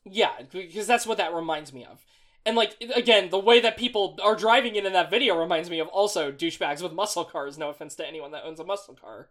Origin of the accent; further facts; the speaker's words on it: Las Vegas, Nevada, United States; now in East Coast, United States; I am from Vegas